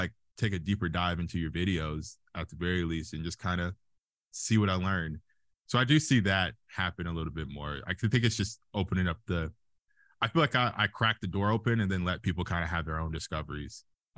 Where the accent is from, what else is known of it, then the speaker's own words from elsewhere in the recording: Alabama, United States; I guess the biggest thing is that I'm from Alabama. I usually get like question marks and see them in people's eyes when I say, yeah, I'm from like the country, and they're like, you? And I'm like, yeah, I'm from as country as you can get in Alabama.